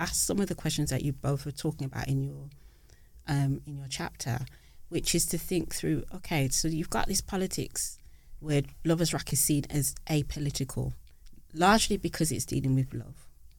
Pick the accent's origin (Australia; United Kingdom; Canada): United Kingdom; Birmingham, West Midlands; as a young girl growing up in Birmingham